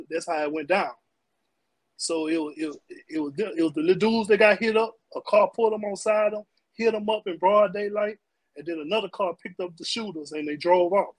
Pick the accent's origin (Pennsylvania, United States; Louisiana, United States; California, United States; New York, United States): Louisiana, United States; Baton Rouge; I'm from Baton Rouge. I still live here.